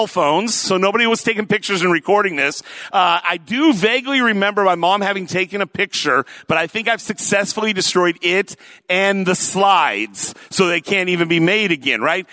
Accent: Lakewood, Washington, United States; I was born and raised up there in Oak Brook, Lakewood area, that sort of thing. Went away for college, but came back here

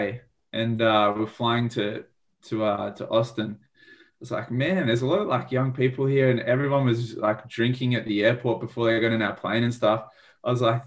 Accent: Australia; we're from Australia.

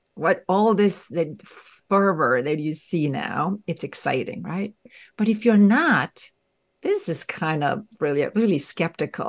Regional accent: Romania; moved away as an adult; I grew up in Romania. So, I spent there my first few decades of life

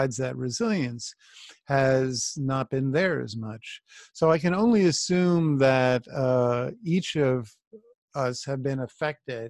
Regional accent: New York City, New York, United States; I grew up in New York as a child into my teen years in the 70s.

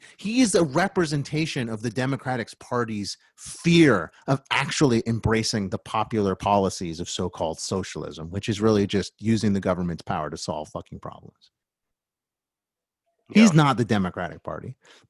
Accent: Queens, New York, United States; I was raised out in Queens, and we know when we call someone Pocahontas, that's a slur.

